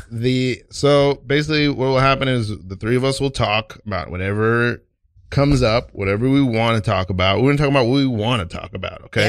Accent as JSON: {"language": "English", "town": "New York City", "region": "New York", "country": "United States", "said": "being from Brooklyn"}